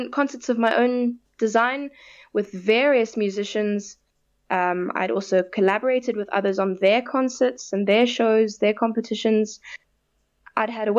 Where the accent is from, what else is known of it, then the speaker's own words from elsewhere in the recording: South Africa; I'm proudly South African, and I want to represent my country